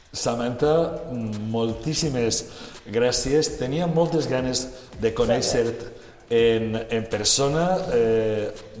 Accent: Valencian Community, Spain; Els valencians ens calen ambaixadores com tu

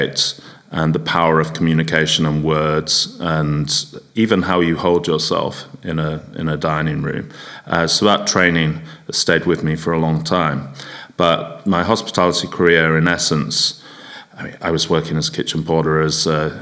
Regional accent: England, United Kingdom; also born or lived in North Yorkshire; as a Englishman in hospitality with a strong work ethic

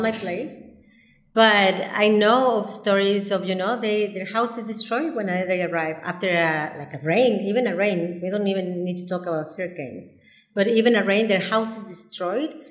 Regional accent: Mexico City, Mexico; moved away as an adult; now in Cabo San Lucas, Mexico; I am from Mexico City. I was born and raised in Mexico City. So I arrived here when I was 22 years old

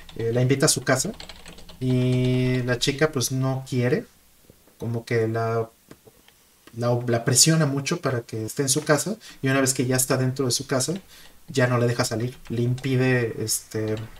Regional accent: Mexico; now in Japan; siendo mexicano

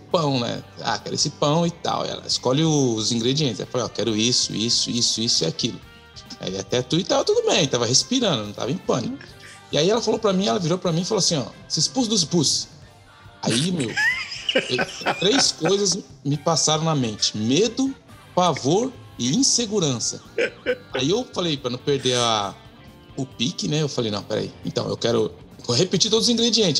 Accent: Brazil; moved away as an adult; now in Canada; quando eu saí do Brasil em 2009

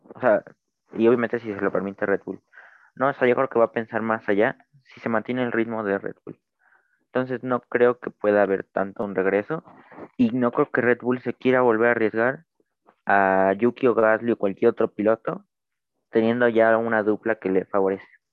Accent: Mexico; soy mexicano

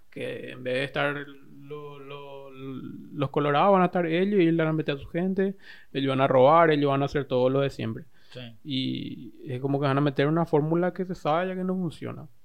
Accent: Paraguay

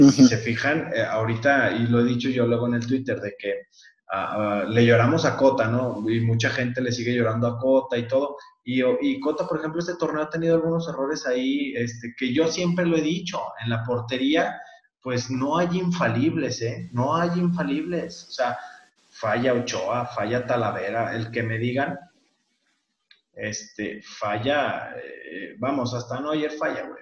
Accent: Aguascalientes, Mexico; yo que soy de Aguascalientes

